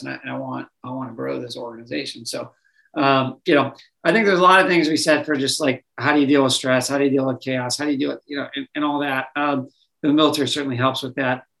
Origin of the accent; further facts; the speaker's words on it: Minnesota, United States; I grew up in Minnesota